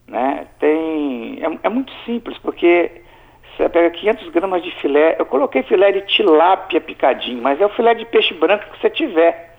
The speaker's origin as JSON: {"language": "Portuguese", "town": "Alegre", "region": "Espírito Santo", "country": "Brazil", "tie": "born or raised there", "said": "eu nasci e fui criado no Principado do Alegre"}